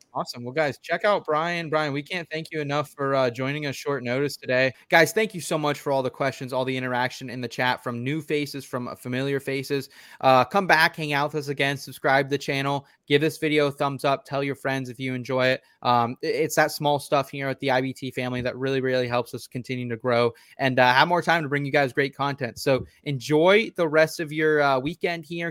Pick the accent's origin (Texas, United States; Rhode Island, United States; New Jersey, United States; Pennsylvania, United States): Pennsylvania, United States; I'm from Pennsylvania